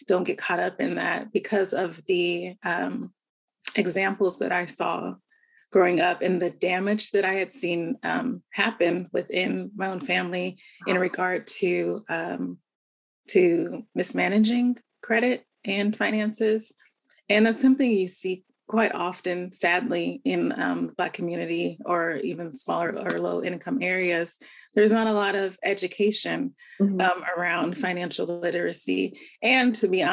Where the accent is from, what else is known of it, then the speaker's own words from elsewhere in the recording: Southern California, United States; also born or lived in Bay Area; Born and raised in Southern California, to a very large family